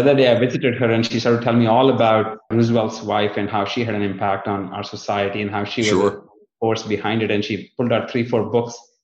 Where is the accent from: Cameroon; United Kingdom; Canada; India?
India; northern India; moved away as an adult; now in United States; I was born in India, in the northern part of India, just in the south of the Himalayas, in the foothills